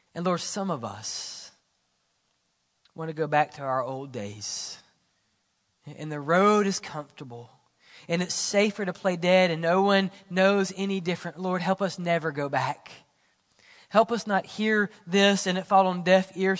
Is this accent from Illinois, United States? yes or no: no; Mississippi, United States; I'm from Mississippi.